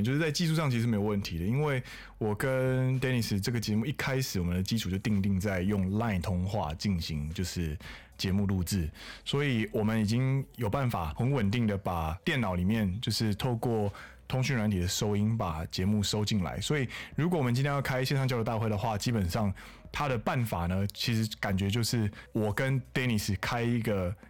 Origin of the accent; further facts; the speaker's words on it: Taiwan; 我们是台湾人，好不好？我们台湾人。